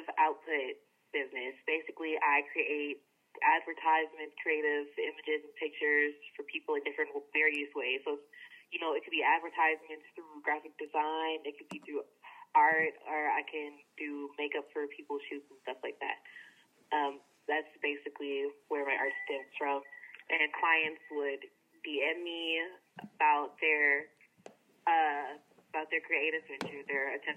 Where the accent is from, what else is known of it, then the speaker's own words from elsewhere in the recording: Atlanta, Georgia, United States; I'm from Atlanta, Georgia